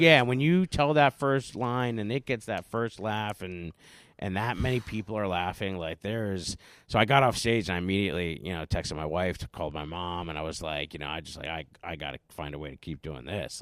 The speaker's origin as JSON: {"language": "English", "town": "Carbondale", "region": "Pennsylvania", "country": "United States", "moved": "yes", "said": "I'm from Carbondale, Scranton, coal mine regions."}